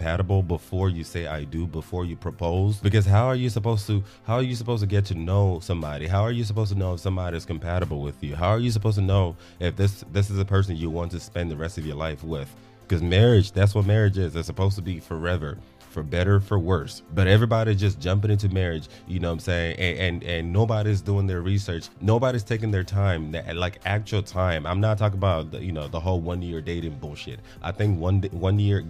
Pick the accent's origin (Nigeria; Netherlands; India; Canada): Nigeria; now in Texas, United States; as a Nigerian